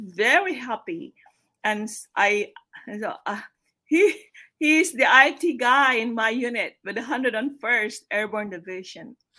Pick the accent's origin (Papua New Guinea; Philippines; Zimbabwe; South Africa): Philippines; moved away as an adult; now in United States; I'm from the Philippines originally.